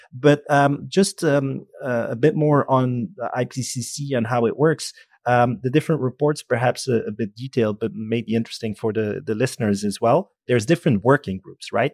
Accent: Belgium; I'm from Belgium

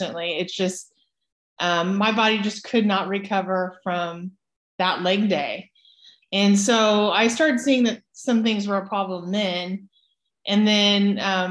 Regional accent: Emporia, Kansas, United States; moved away; I grew up in Kansas on a farm and got into athletics pretty early age in Emporia

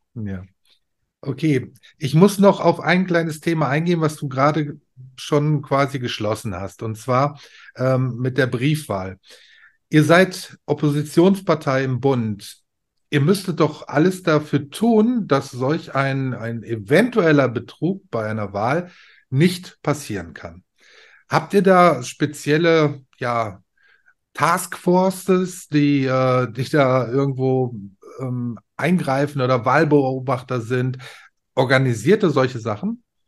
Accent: Ruhr area, North Rhine-Westphalia, Germany; also born or lived in Bavaria; ich bin ein Kind des Ruhrpots

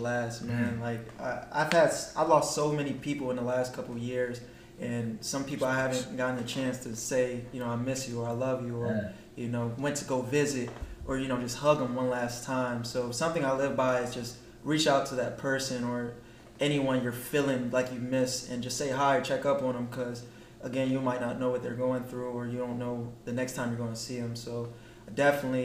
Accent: Harrisburg, Pennsylvania, United States; moved away as an adult; now in Georgia, United States; I'm from Harrisburg, Pennsylvania, originally, born and raised

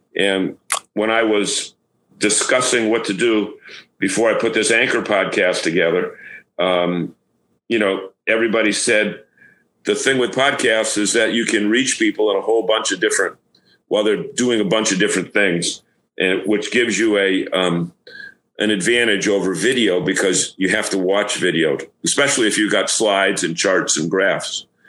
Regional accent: Massachusetts, United States; I was from Massachusetts

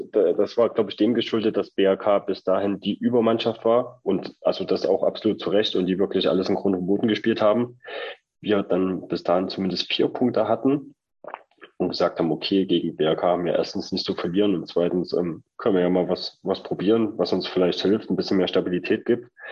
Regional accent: Leipzig, Saxony, Germany; wir kommen beide aus Leipzig, ähm, haben unsere, unsere Eltern hier, Großeltern

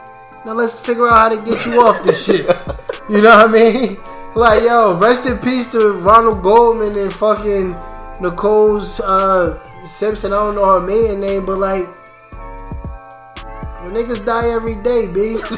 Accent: Italy; I speak several languages. I grew up in Italy.

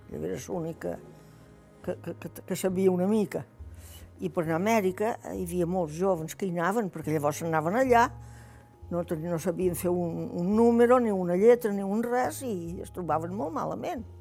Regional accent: Formentera, Balearic Islands, Spain; Vaig néixer el dia 10 dels mestres de 1936. Vaig néixer aquí a Formentera. Vaig néixer en aquesta caseta que hi ha ara, en una casa que hi ha aquí, a l'altra banda del cementeri

